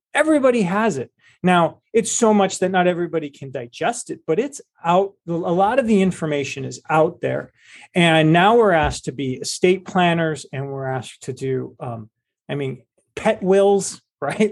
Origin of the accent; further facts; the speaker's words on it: Cleveland, Ohio, United States; I was from Cleveland, I am from Cleveland, Ohio. We gr, you know, and we grew up in a family